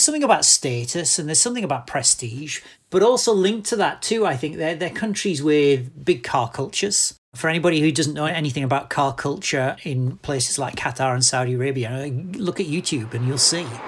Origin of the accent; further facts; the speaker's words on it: United Kingdom; a British guy whose, if you like, formative Formula One years were spent in Britain